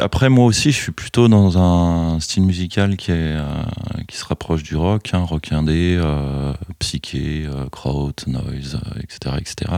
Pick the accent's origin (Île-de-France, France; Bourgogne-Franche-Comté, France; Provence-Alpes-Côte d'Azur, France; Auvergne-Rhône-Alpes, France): Bourgogne-Franche-Comté, France; Chalon-sur-Saône; je suis originaire de Chalon, j'ai connu des disquaires à Chalon